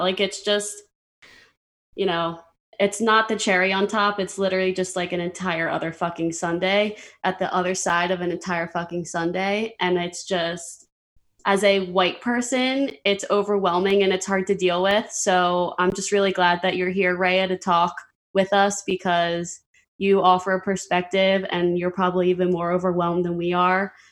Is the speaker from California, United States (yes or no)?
no; Pennsylvania, United States; I'm from Pennsylvania